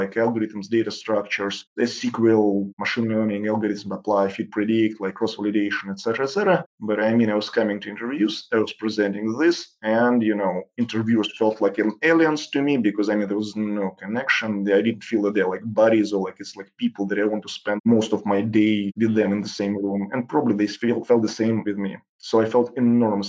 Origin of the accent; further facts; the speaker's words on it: Saint Petersburg, Russia; moved away as an adult; also born or lived in Sunnyvale / San Francisco; I grew up in St. Petersburg city, that's probably one of the most gorgeous cities in the world.